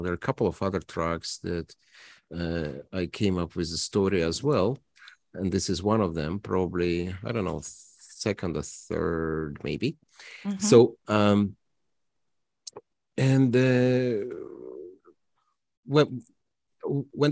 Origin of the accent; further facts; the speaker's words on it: Toronto, Ontario, Canada; now in Regina, Canada; I am from Toronto